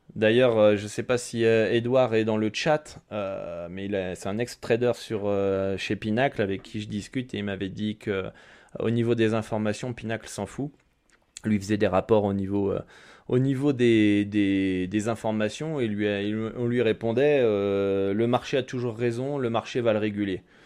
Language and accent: French; France; je suis français